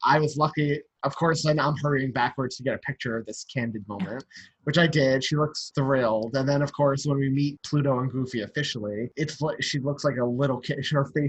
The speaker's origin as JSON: {"language": "English", "region": "New York", "country": "United States", "said": "where are you two from? And I'm like, New York."}